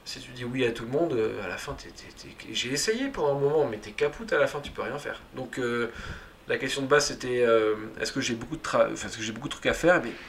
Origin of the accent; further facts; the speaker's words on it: Occitania, France; chez mes parents à Toulouse. C'est ça. la campagne, euh, là où j'ai grandi en fait, et là où j'ai mes idées.